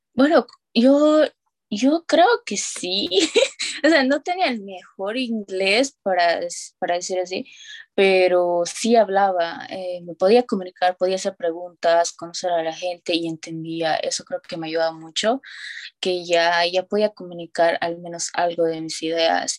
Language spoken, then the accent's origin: Spanish; Tarija, Bolivia; first language Spanish; moved away as an adult; now in United States; yo soy de Bolivia